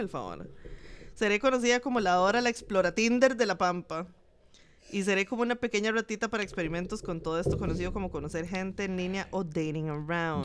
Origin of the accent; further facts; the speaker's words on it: Jacó, Puntarenas, Costa Rica; Yo soy de Jacob